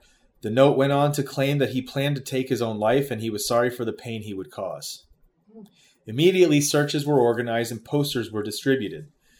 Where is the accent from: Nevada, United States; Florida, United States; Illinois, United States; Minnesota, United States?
Florida, United States; Pinellas Park; moved away as an adult; now in Buffalo, United States; I was growing up in Pinellas Park